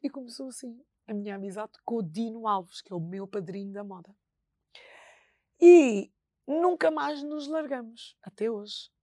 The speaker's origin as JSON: {"language": "Portuguese", "town": "Bissau", "country": "Guinea-Bissau", "moved": "yes", "said": "em Bissau eh, que é a minha terra"}